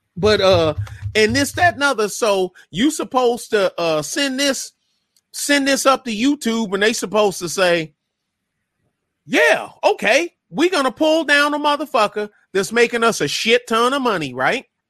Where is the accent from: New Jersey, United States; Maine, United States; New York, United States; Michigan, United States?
Michigan, United States; I'm from Michigan